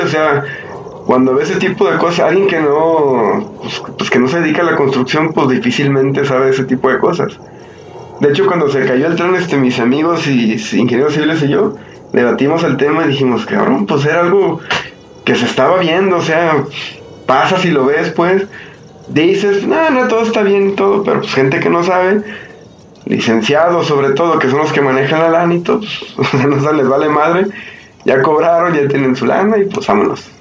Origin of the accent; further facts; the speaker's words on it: Mexico; yo vivo aquí cerca de Plaza México. Yo cuando era niño, aquí en Plaza México